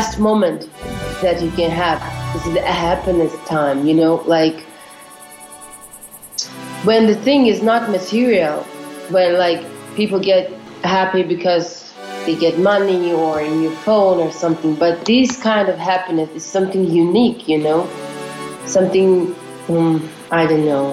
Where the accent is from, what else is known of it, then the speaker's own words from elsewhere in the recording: Yekaterinburg, Sverdlovsk Oblast, Russia; I'm from Russia, from Ekaterinburg